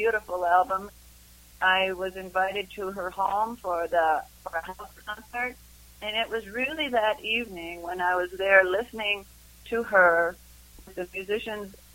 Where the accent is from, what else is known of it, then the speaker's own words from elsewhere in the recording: Madison, Wisconsin, United States; now in Boulder, United States; I grew up in Madison, Wisconsin